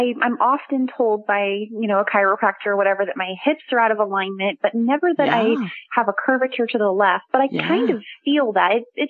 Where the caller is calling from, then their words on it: Long Beach, California, United States; I'm calling from Long Beach, California.